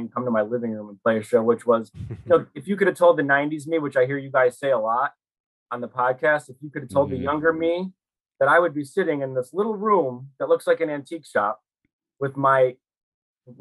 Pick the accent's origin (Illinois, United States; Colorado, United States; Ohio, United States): Illinois, United States; Chicago; I'm from Chicago. I live here now